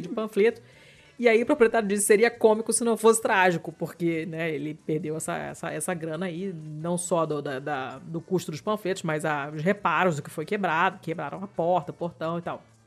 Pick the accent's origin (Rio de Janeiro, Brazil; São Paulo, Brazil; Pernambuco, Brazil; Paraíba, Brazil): Rio de Janeiro, Brazil; eu sou carioca, eu sou fluminense